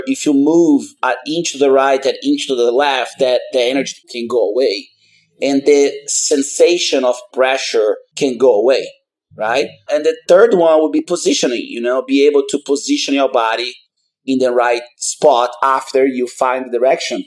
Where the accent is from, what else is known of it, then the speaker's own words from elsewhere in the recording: Manaus, Amazonas, Brazil; moved away as an adult; now in Austin, United States; I'm 40 years old and I'm from Manaus, Brazil. I've been in the United States for about 20 years.